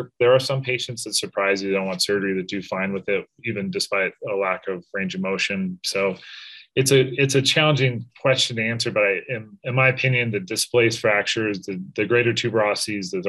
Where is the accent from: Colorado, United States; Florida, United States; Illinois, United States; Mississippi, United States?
Colorado, United States; I grew up in Colorado and back in Denver